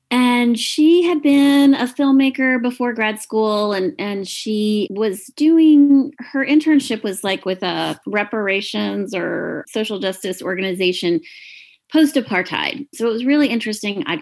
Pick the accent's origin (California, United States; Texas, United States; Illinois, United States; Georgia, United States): Georgia, United States; Atlanta; I grew up in Atlanta